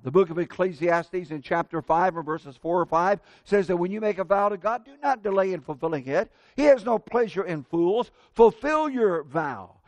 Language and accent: English; Central Indiana, United States; moved away as an adult; now in Tampa, United States; my dad did business with other farmers and growing up in Central Indiana